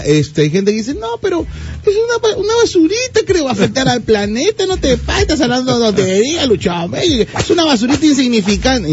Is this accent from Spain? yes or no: no; Peru; Como buenos peruanos